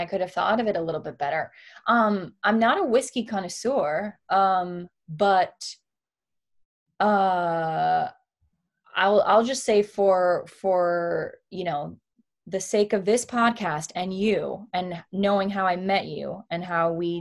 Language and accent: English; Miami, Florida, United States; moved away as an adult; now in Los Angeles, United States; growing up in Miami and sort of feeling like an outsider